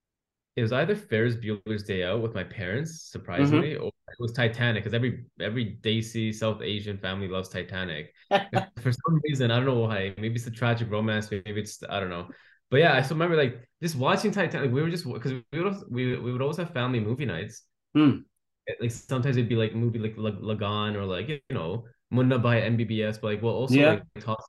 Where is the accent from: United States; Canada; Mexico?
Canada; I was born and raised in Canada